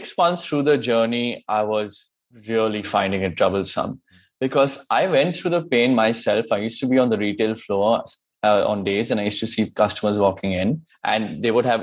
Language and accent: English; Kolkata, West Bengal, India; also born or lived in United States; I'm from Calcutta, came back here